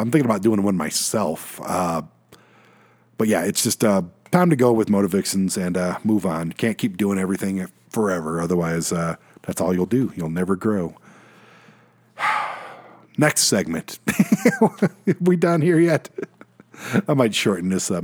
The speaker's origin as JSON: {"language": "English", "town": "Detroit", "region": "Michigan", "country": "United States", "tie": "born or raised there", "moved": "yes", "said": "Detroit, my hometown"}